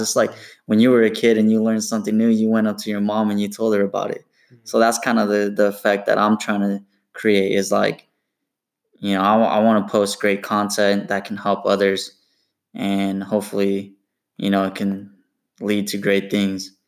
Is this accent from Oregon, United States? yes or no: yes; Portland, Oregon, United States; also born or lived in Corvallis, Oregon; I was born and raised in Portland, Oregon